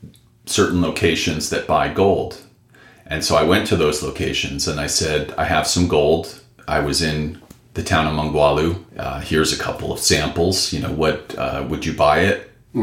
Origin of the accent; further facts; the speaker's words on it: suburbs of New York, United States; moved away as an adult; also born or lived in Bronx, New York / Indiana / Northern California; Raised in the suburbs of New York.